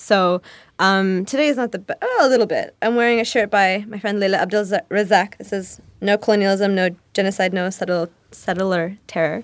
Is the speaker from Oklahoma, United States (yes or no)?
yes; Oklahoma, United States; now in Chicago, United States; there was no other, like, really hijabi or, like, person who looked like me growing up in Oklahoma